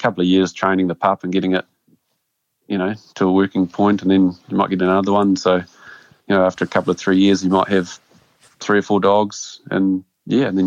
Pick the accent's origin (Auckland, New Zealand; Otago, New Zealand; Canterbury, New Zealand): Canterbury, New Zealand; Amberley; I grew up in Ambley, which is just a small rural town